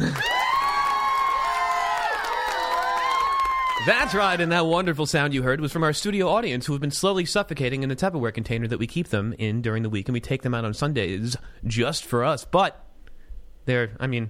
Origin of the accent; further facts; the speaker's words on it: South Florida, United States; moved away as an adult; also born or lived in upstate New York; now in New York City, United States; I grew up in South Florida, and now I live in the city.